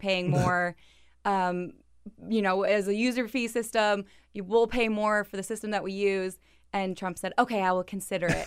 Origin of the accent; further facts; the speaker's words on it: Chicago, Illinois, United States; I'm from Chicago